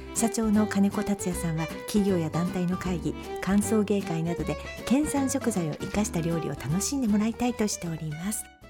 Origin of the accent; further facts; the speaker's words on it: Akita, Japan; accent: Akita dialect; now in Tokyo, Japan; 生まれも育ちも秋田県